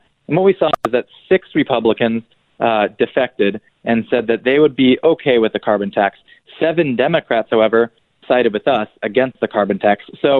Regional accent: Evansville, Indiana, United States; now in Washington, D.C., United States; Well, I'm in Washington, D.C. now, here in the swamp, but I'm originally from Evansville, Indiana, so I know fair food well.

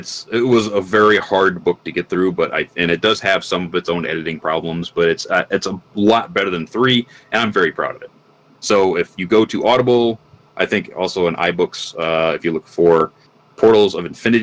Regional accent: Michigan, United States; I grew up in the Midwest, you know, Michigan, and most in a very small rural town

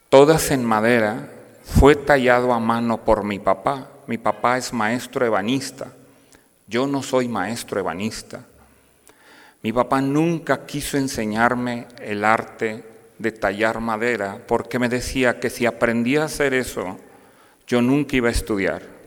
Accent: Piedras Negras, Coahuila, Mexico; now in Saltillo, Mexico; soy originario de Piedras Negras, Coahuila

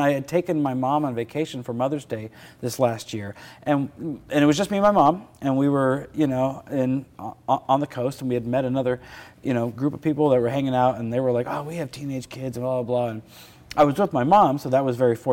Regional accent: Bakersfield, California, United States; I'm from Bakersfield. I was raised in Bakersfield. I wasn't born here, but I was raised here from 8 months old, all through high school

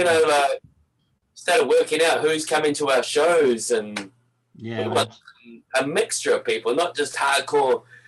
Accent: Napier, Hawke's Bay, New Zealand; now in Canada; Yeah, I'm from Napier, North Island, East Coast. Yeah. Oh, I lived here in Canada so long, my accent's a little warped.

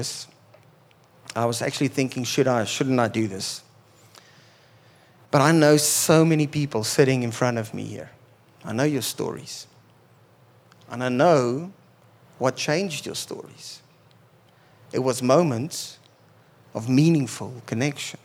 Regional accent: Pretoria, Gauteng, South Africa; I grew up in Pretoria

